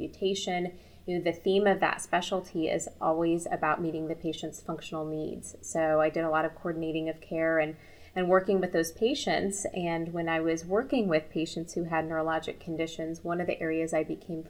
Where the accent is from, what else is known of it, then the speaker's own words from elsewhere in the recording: Kansas City, United States; I'm from the Kansas City area, so I had gone away for my undergraduate, came back to Kansas City